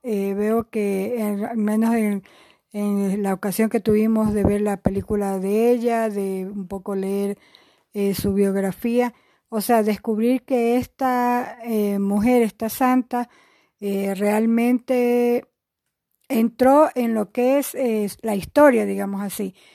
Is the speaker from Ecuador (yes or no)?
yes; Guayaquil, Guayas, Ecuador; moved away as an adult; also born or lived in Quito; somos de Guayaquil